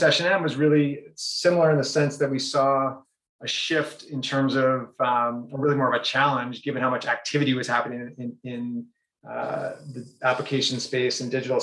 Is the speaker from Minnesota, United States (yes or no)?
no; Brookline, Massachusetts, United States; moved away as an adult; also born or lived in San Francisco / New York City / New Hampshire; I grew up in Brookline, so just outside of Boston